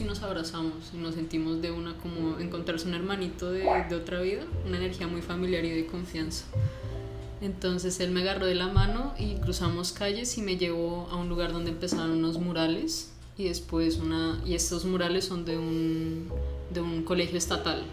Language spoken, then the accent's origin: Spanish; Cuernavaca, Morelos, Mexico; now in Colombia; yo me crié en Cuernavaca, Morelos